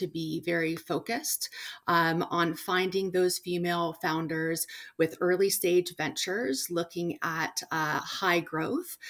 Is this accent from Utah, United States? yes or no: no; Washington, United States; born and raised in Washington State